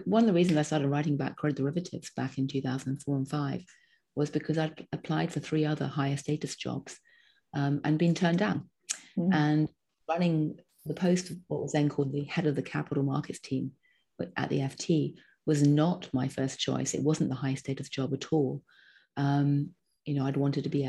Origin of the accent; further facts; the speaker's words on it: England, United Kingdom; now in United States; I'm still English, not American.